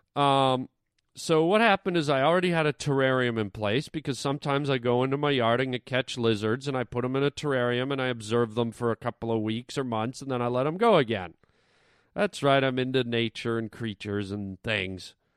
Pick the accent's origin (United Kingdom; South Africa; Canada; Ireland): Canada; now in Los Angeles, United States; I grew up in Canada where gophers were, like, big